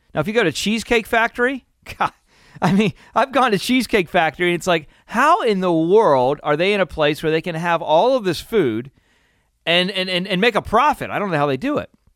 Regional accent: Pennsylvania, United States; I'm growing up in Pennsylvania and it's a beautiful area

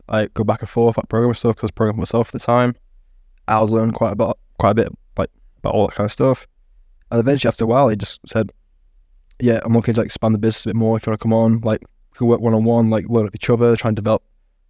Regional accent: East Midlands, United Kingdom; so I grew up near the Peak District, a lot of mates in that kind of area

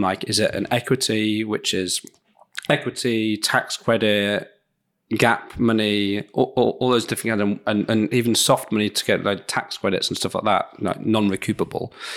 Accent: Leeds, Yorkshire and the Humber, United Kingdom; in Leeds, in my, my hometown

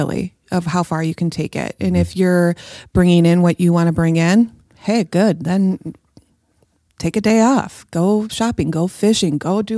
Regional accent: Minnesota, United States; now in Hudson, United States; I grew up in Minnesota, I live in Hudson

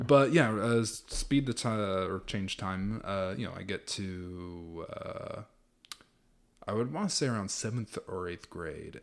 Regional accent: Los Angeles, California, United States; now in Texas, United States; I grew up in Los Angeles, California

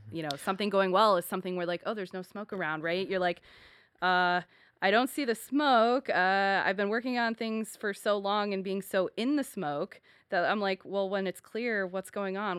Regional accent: Buffalo, New York, United States; moved away; my hometown is Buffalo, New York

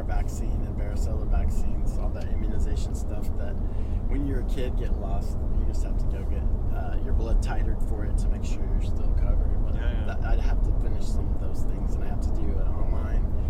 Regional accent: Kentucky, United States; moved away as an adult; also born or lived in Louisville, Kentucky; I grew up in Kentucky

